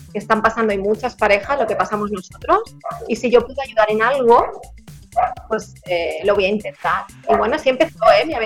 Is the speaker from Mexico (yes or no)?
no; Barcelona, Catalonia, Spain; yo, yo soy de Barcelona